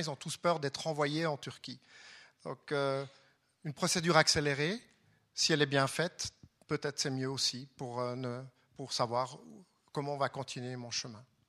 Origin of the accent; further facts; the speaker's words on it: Fribourg, Switzerland; à Fribourg, puisque je viens de Fribourg.